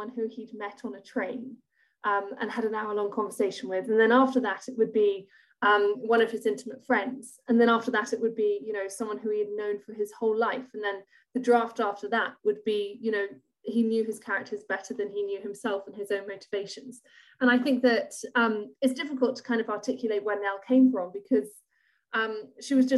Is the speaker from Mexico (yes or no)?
no; Edinburgh, Scotland, United Kingdom; I grew up in Edinburgh